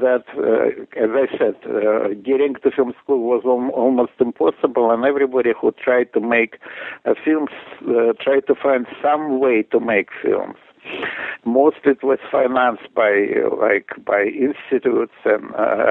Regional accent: Russia; moved away; at the time of me growing up in Russia, it wasn't so easy for me because I was Jewish

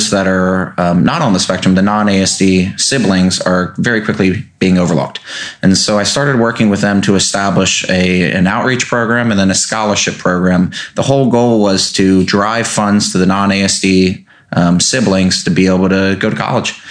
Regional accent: Davidsonville, Maryland, United States; also born or lived in Annapolis; born and raised in Davidsonville, but I've always had an Annapolis presence. Uh, graduated from Annapolis Area Christian School

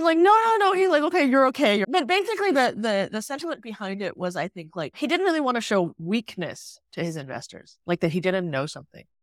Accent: Singapore; moved away; I grew up in Singapore, I hadn't lived in Singapore for twenty years

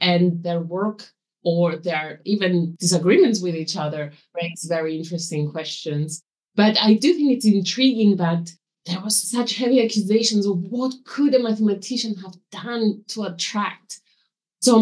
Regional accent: Cyprus; now in England, United Kingdom; born in Cyprus, but I live in England now

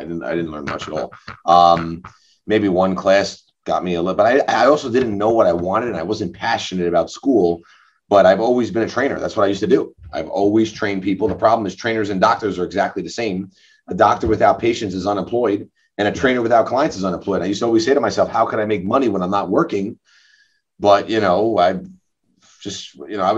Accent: New Hyde Park, New York, United States; also born or lived in Great Neck, New York; I'm originally from Long Island, but I grew up in New High Park

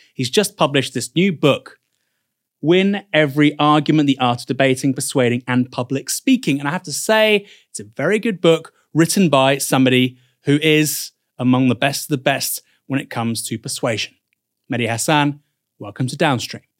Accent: United Kingdom; being British

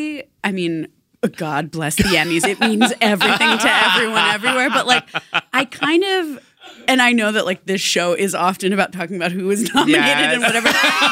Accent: New York, United States; I'm famously a New Yorker.

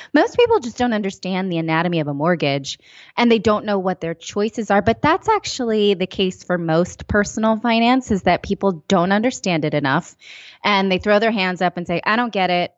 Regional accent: East Bay area, California, United States; I'm from the East Bay area

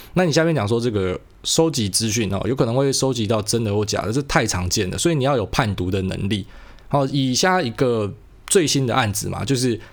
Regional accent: Taiwan; 我是台湾人

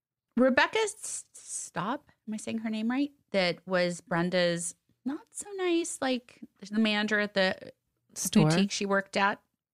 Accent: Los Angeles, California, United States; See, you know, Sis and I grew up here

